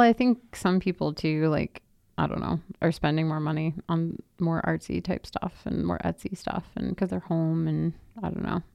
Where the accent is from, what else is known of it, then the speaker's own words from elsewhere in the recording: the South, United States; now in Boulder, United States; I am from the South